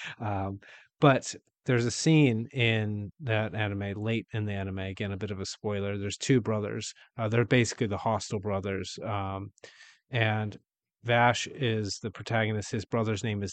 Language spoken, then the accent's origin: English; Wheeling, West Virginia, United States; I'm from Wheeling, West Virginia